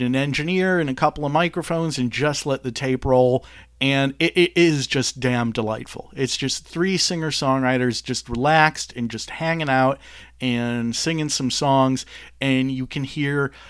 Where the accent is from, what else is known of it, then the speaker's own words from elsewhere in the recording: Detroit, Michigan, United States; growing up in Detroit, 20 minutes away from the Canadian border